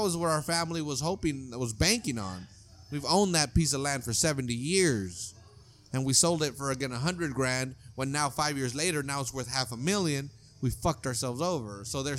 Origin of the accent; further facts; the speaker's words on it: California, United States; I grew up in California.